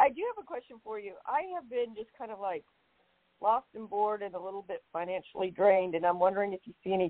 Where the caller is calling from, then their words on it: Chicago, Illinois, United States; I'm calling from Chicago.